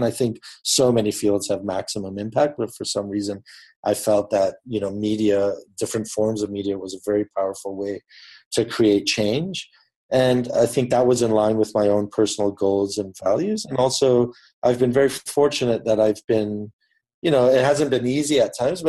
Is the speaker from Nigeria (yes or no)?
no; Papua New Guinea; I grew up in Papua New Guinea in the Pacific Islands, and I went to an international school.